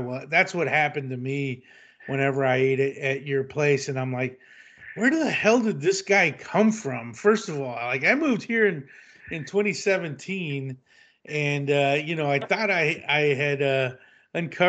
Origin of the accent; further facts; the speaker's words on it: Texas, United States; now in California, United States; being a Texan born and raised